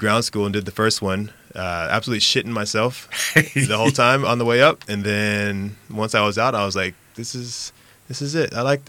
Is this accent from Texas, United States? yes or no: yes; Arlington, Texas, United States; Dallas or Arlington, Texas, but I say Dallas because no one really knows where Arlington is